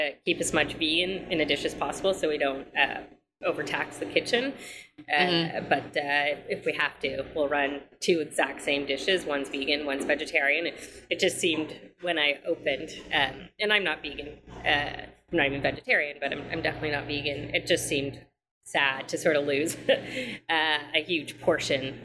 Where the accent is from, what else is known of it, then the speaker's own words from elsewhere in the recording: Canada; moved away as an adult; now in New York City, United States; I am Canadian, but I went to NYU